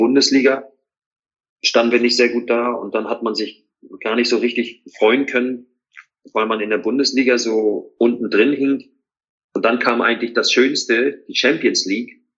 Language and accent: German; East Germany, Germany; ich bin ja kein Hamburger Junge, ne? ich bin ja im Osten groß geworden.